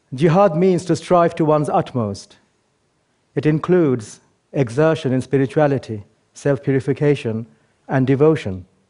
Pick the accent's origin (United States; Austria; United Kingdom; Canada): United Kingdom; England; born or raised there; also born or lived in Bangladesh